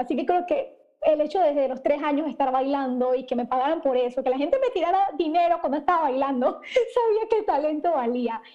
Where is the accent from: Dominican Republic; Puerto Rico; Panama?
Panama; soy panameña, empecé mi negocio cuando tenía 17 años en el colegio